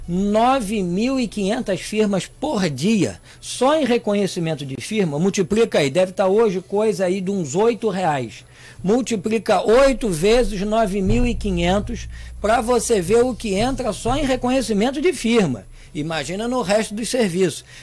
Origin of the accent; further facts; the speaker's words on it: Brazil; Nós somos brasileiros.